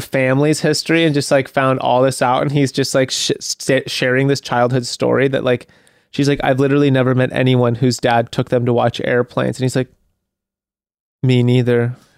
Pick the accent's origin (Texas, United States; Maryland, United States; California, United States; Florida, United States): California, United States; Santa Monica; my hometown